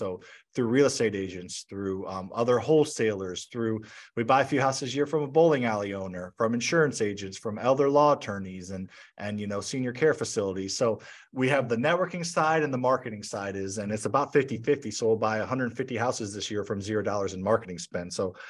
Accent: St. Louis, Missouri, United States; Not the most exciting city, but it's a good city to invest in real estate.

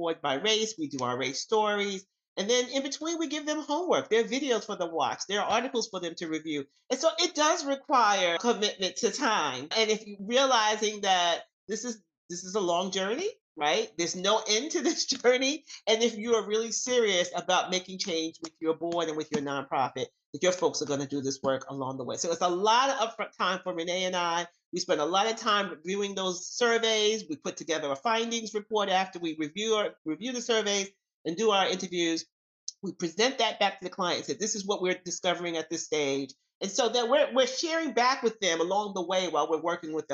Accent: New York City, New York, United States; I'm from New York City

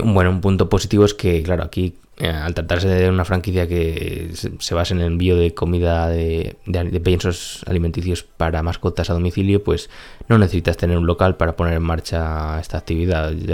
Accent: Spain; en nuestro país

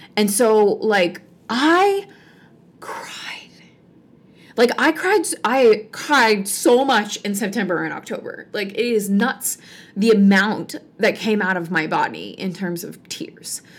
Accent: Virginia, United States; moved away; also born or lived in Michigan; my hometown in Virginia

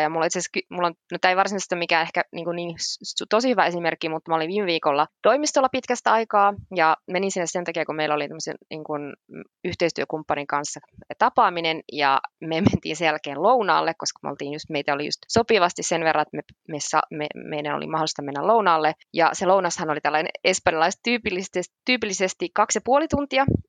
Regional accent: Finland; now in Madrid, Spain; me ollaan Suomesta

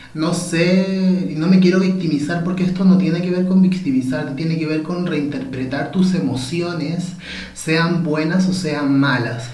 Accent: Copiapó, Atacama, Chile; cuando era pequeño en calle Maipú, en Copiapó, ¿cierto? Cuando me fui a vivir a Copiapó

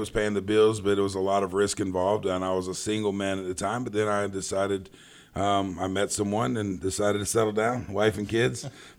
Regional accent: Charlotte, North Carolina, United States; born there; but I was born right here in Charlotte, North Carolina.

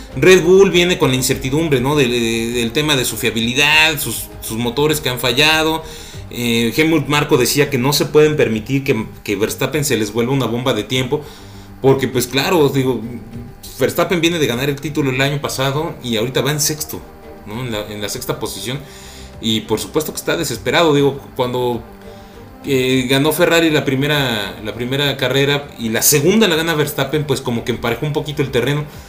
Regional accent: Mexico; estamos súper orgullosos de, de ser mexicanos

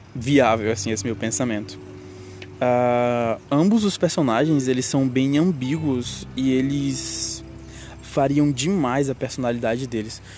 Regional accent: Brazil; eu sou BR e não sou americano

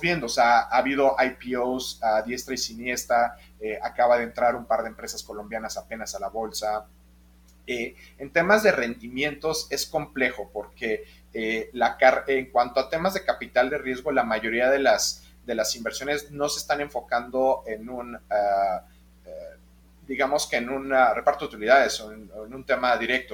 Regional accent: Mexico; todos los inversionistas y los GPs somos mexicanos

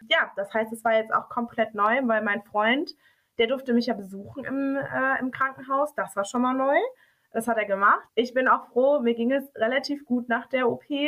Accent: Dortmund, North Rhine-Westphalia, Germany; Wir kommen beide aus Dortmund und wir reden so, wie uns der Mund gewachsen ist

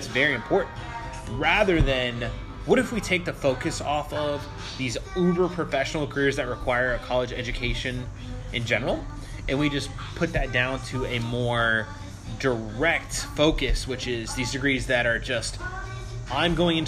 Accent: Chesapeake, Virginia, United States; now in Durham, United States; I'm from Chesapeake

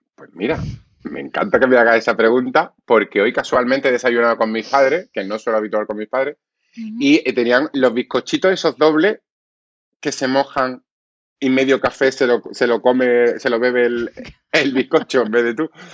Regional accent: Málaga, Andalusia, Spain; Soy más malagueño que el cenachero. Yo me he criado en el Pimpi. Yo me he criado en esas ferias de Málaga

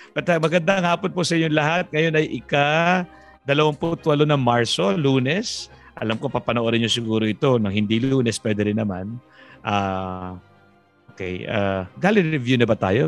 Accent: Tarlac, Central Luzon, Philippines; ako naman taga Tarlac.

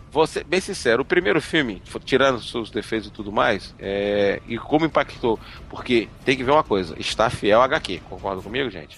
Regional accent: Belo Horizonte, Minas Gerais, Brazil; now in Northeast Brazil; Nascido e criado em Minas Gerais e, e, e traficado pro Nordeste

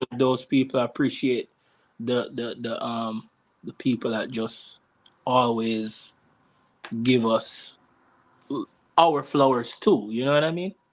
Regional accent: Jamaica; now in United States; growing up in Jamaica

